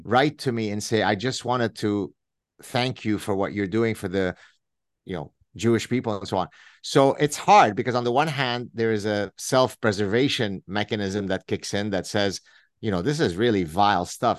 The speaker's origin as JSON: {"language": "English", "country": "Lebanon", "tie": "born or raised there", "said": "growing up in the Lebanese Civil War"}